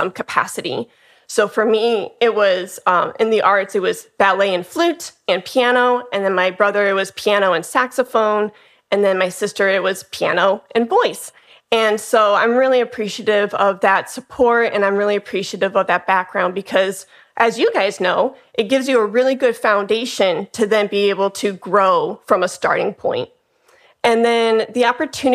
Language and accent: English; Chicago, Illinois, United States; moved away as an adult; now in Dallas, United States; I'm originally from Chicago, Illinois, and now I'm in Dallas, Texas.